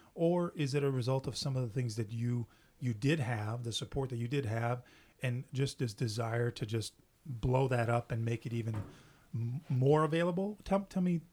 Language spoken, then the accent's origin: English; Canada; English is a second language; I'm French Canadian